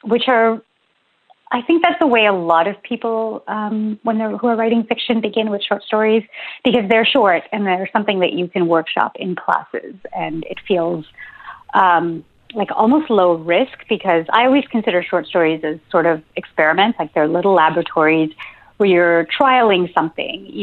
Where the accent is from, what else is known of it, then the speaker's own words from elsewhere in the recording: Ontario, Canada; moved away as an adult; now in St. John's, Canada; I live in St. John's. I grew up in Ontario